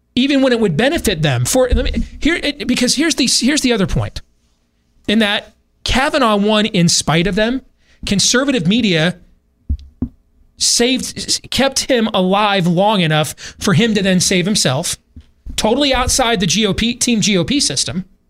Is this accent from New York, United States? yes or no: no; Iowa, United States; my home state